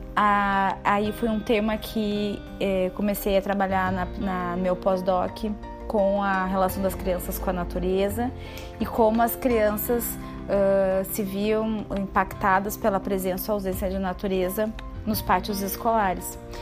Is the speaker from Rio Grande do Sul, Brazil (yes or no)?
yes; Porto Alegre, Rio Grande do Sul, Brazil; moved away as an adult; now in Bento Gonçalves, Brazil; sou de Porto Alegre. Atualmente resido em Bento Gonçalves